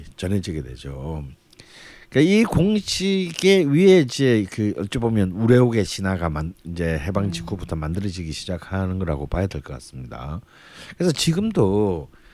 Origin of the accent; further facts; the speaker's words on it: Busan, South Korea; now in Seoul, South Korea; 부산에는 그런 문화가 없었어요